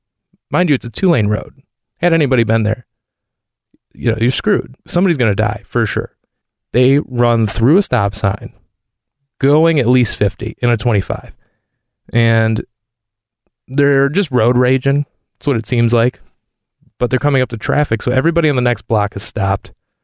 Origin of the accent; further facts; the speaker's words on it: Michigan, United States; there was a Target that's probably a 15-minute walk from the house I grew up in Michigan.